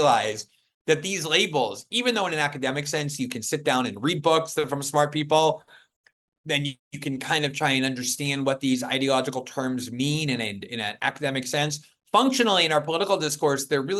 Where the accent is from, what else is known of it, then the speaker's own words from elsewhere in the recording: United States; as an American